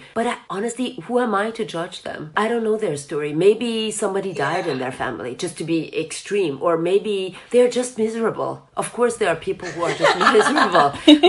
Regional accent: Germany; English is a second language; also born or lived in Iran / United States / France / Switzerland; So I was born actually on a vacation trip of my parents in Iran. I was raised in Germany, lived the majority of my life in the US, then moved back to Europe.

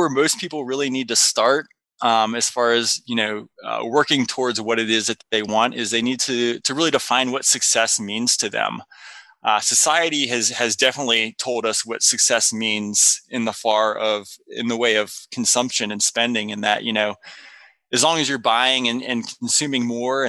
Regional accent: North Carolina, United States; I grew up in North Carolina

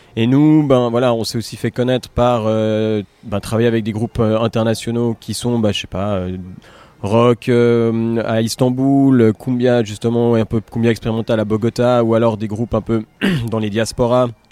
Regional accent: Geneva, Switzerland; chez nous, à Genève, ou dans la, en Suisse romande

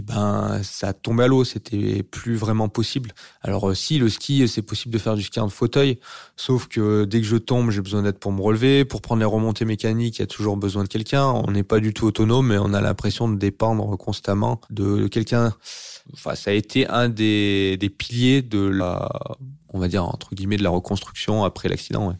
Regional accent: Bourg-d'Oisans, Auvergne-Rhône-Alpes, France; je suis originaire de Bourdoisan, euh, qui est au pied de l'Alpe d'Huez, c'est une petite ville euh, en montagne. Donc, j'ai pratiqué les sports de montagne durant ma jeunesse.

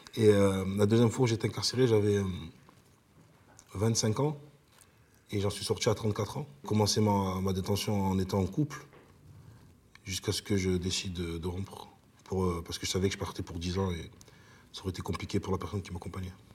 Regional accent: Marseille, Provence-Alpes-Côte d'Azur, France; also born or lived in Italy; Je suis marseillais, euh, ayant vécu en Italie

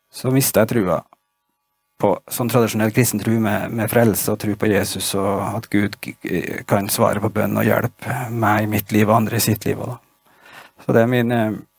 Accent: Stjørdal, Trøndelag, Norway; Jeg vokste opp i Trondheim da jeg var liten gutt

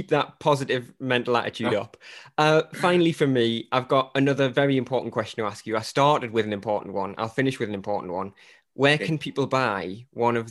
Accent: Newcastle upon Tyne, North East England, United Kingdom; So I'm from a city called Newcastle in the north of England

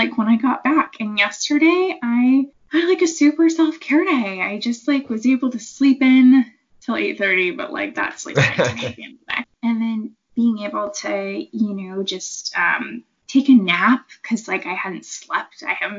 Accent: East Coast, United States; And I came from the East Coast, so like we don't have mountains like over there. We've got like hills.

